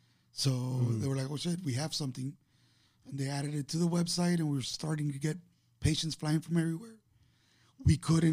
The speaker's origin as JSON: {"language": "English", "town": "Miami", "region": "Florida", "country": "United States", "tie": "born or raised there", "said": "Born and raised in Miami."}